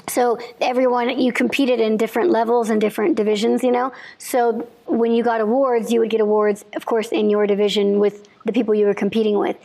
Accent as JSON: {"language": "English", "region": "Illinois", "country": "United States", "tie": "born or raised there", "said": "I grew up in Illinois"}